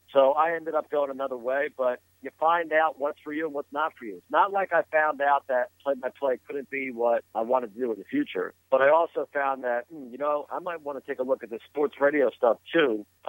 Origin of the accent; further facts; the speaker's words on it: Philadelphia, Pennsylvania, United States; Growing up in the Philadelphia area, I always loved Harry Cow.